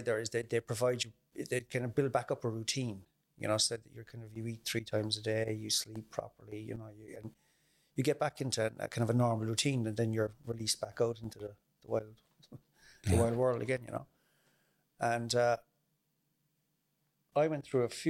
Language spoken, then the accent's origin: English; Mallow, Munster, Ireland; I grew up in Mallow, and I'd have fairly normal childhood